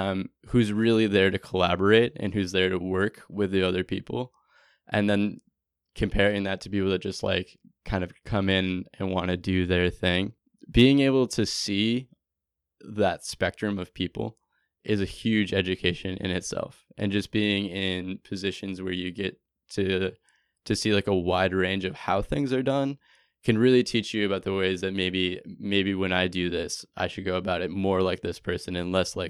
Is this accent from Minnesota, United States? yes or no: yes; Minneapolis, Minnesota, United States; I volunteered out, and I came from Minneapolis, went to Sebastopol, California, just 60 miles north of San Francisco, and worked on a blueberry farm for 3 months.